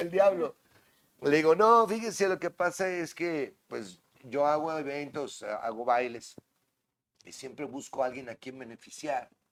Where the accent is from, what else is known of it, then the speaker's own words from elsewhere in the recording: Tampico, Tamaulipas, Mexico; Soy de Tampico